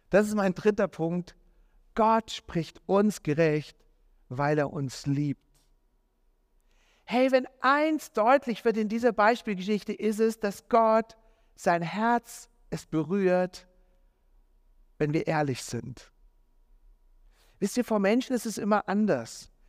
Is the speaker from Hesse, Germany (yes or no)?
yes; Marburg, Hesse, Germany; An diesem Tag, als das Mädel mit mir Schluss gemacht hat, bin ich in Marburg, da wo ich aufgewachsen bin, bin ich in einem Jugendgottesdienst äh, gelandet.